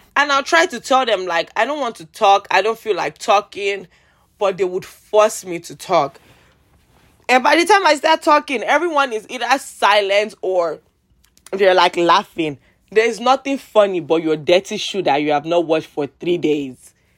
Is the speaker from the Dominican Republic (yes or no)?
no; Nigeria; I'm Nigerian